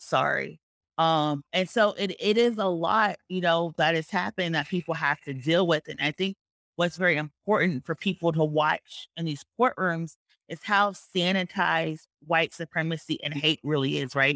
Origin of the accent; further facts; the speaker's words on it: Georgia, United States; this is my home state of Georgia